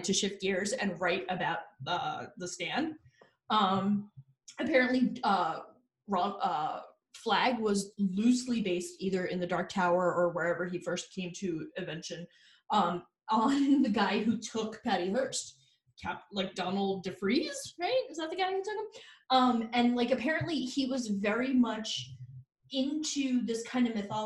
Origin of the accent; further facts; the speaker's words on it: New Jersey, United States; We're from Jersey